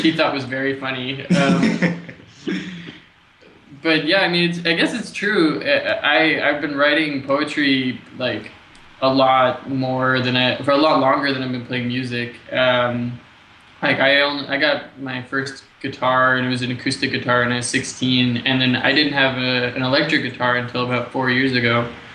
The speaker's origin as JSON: {"language": "English", "country": "United States", "moved": "as an adult", "lives_now": "Montreal, Canada", "said": "I'm American"}